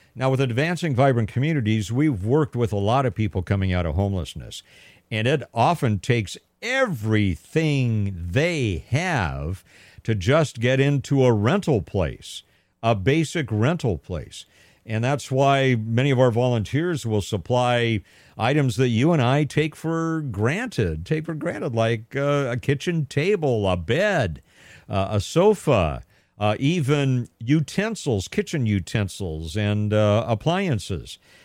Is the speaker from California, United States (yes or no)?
yes; Pasadena, California, United States; my hometown of Pasadena, California